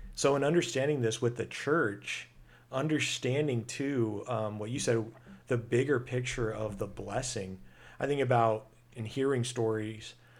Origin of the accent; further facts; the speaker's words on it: United States; being American, I'm proud to be American